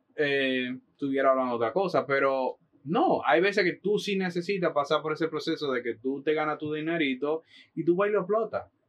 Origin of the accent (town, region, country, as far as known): Dominican Republic; moved away as an adult; now in New York, United States